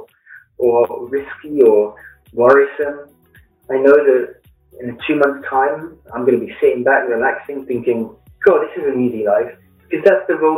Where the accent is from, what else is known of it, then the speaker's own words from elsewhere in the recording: London, United Kingdom; moved away as an adult; also born or lived in Flint, Michigan / Blue Ridge Mountains; now in United States; As you can tell with the accent, I grew up in London in the United Kingdom and moved to the US in 2009.